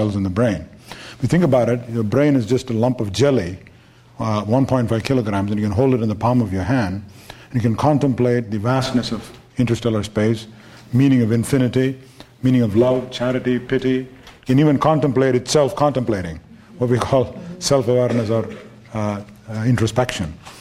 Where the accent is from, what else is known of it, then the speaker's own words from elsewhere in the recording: India; moved away; I'm from India.